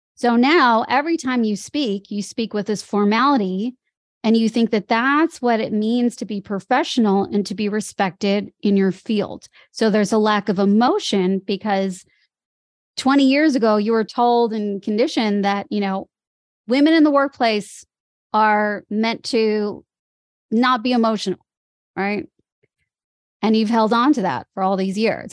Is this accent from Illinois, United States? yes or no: yes; Chicago, Illinois, United States; moved away as an adult; also born or lived in Los Angeles, United States; now in Sydney, Australia; I grew up in Chicago